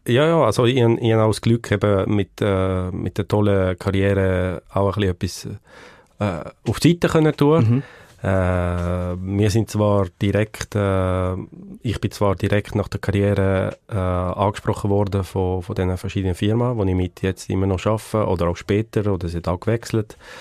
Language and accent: German; Le Pâquier, Neuchâtel, Switzerland; in Le Bunione aufgewachsen, Bunione. das ist bei dem Skigebiet Bunione-Savanière auf dem Nordflanke vom, vom Chascal. Man kommt entweder von Neuenburg oder von Saint-Imier rauf. Äh, dort bin ich aufgewachsen